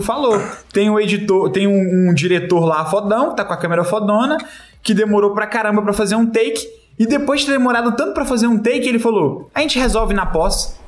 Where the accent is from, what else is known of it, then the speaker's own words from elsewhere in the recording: Brazil; somos brasileiros